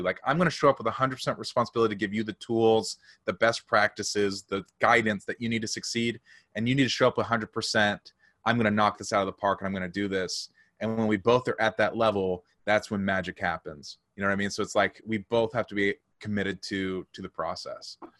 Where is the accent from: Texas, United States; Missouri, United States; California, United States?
Missouri, United States; St. Louis; I'm from Saint Louis